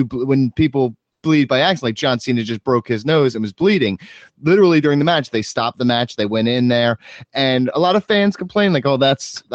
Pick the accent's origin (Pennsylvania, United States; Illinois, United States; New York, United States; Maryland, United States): Pennsylvania, United States; Philadelphia; I grew up in Philadelphia, right outside of Philadelphia.